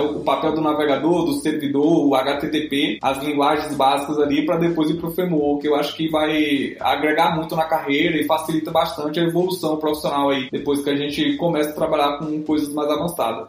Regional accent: near Picos, Piauí, Brazil; moved away as an adult; also born or lived in Brasília; no campus de Picos, que é aqui mesmo na, na cidade próxima de onde eu nasci, onde eu me criei

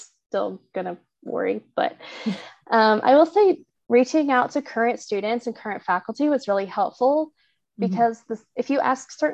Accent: Oklahoma, United States; moved away as an adult; I'm from Oklahoma

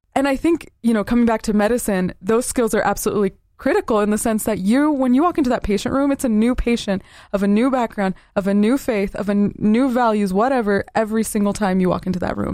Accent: Southern Utah, United States; Growing up in Southern Utah, everyone around me was majority of the L D S faith

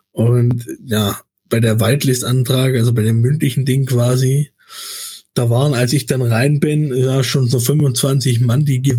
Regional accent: Baden-Württemberg, Germany; accent: Swabian; man hört meinen mein Dialekt dann schon manchmal noch durch, aber ich kann das einfach nicht, wenn mein Gegenüber kein Schwäbisch spricht. Ich kann dann nicht durchgehend Schwäbisch sprechen.

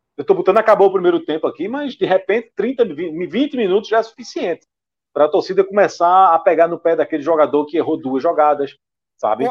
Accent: Pernambuco, Brazil; eu como pernambucano

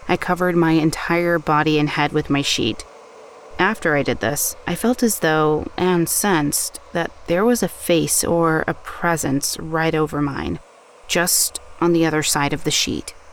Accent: Scotland, United Kingdom; I grew up in Scotland, and throughout my childhood, I have lived in two different haunted houses.

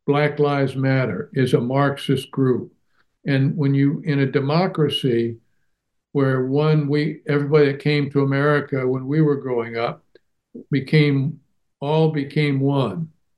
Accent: Germany; Now, I grew up in Germany after World War II.

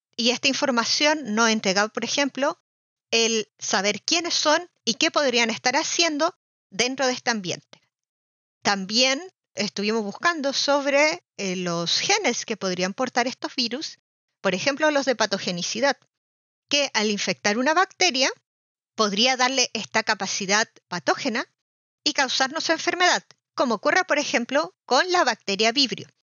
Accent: Chile; moved away as an adult; now in Germany; Soy de Chile y realicé mi doctorado en microbiología marina en Alemania, donde sigo viviendo

